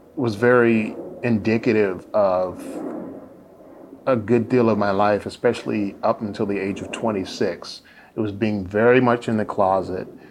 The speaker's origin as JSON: {"language": "English", "town": "Indianapolis", "region": "Indiana", "country": "United States", "tie": "born or raised there", "moved": "yes", "lives_now": "San Diego, United States"}